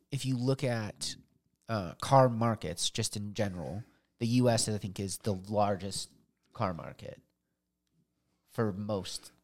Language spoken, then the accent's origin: English; United States; I'm an American